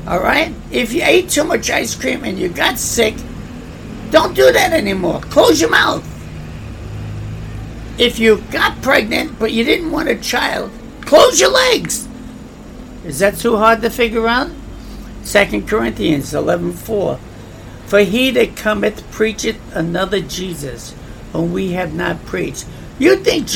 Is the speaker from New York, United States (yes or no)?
yes; New York, United States; I come from New York, I understand New York